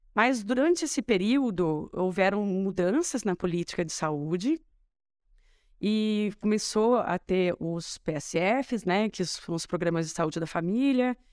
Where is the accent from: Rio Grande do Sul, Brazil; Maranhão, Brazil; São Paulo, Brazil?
São Paulo, Brazil; Matão; also born or lived in Ribeirão Preto; eu nasci em Ribeirão, minha família é de lá, mas eu cresci em Matão